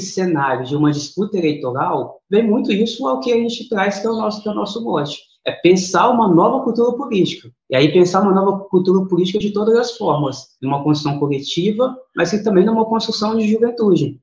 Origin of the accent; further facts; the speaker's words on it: Serra, Espírito Santo, Brazil; Eu nasci, fui criado aqui em Campinho da Serra